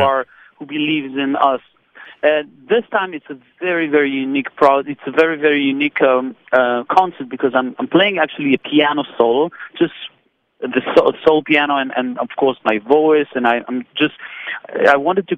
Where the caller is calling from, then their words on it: Tel Aviv, Tel Aviv District, Israel; I'm calling you from Tel Aviv.